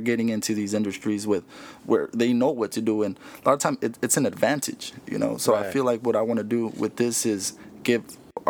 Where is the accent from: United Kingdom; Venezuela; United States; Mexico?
Mexico; like everyone else that comes here I come from Mexico, right? Someone who comes from another country, it's like our parents come here and we surpass them, right?